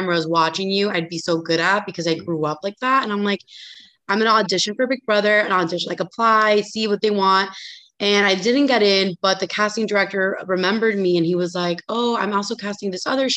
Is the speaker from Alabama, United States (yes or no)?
no; Miami, Florida, United States; also born or lived in Austin; I am actually back in my hometown of Miami